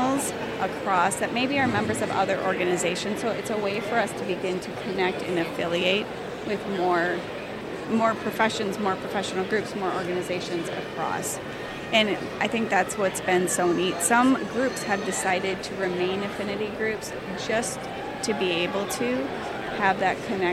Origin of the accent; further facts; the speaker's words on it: Minnesota, United States; I am from Minnesota. We get a lot of snow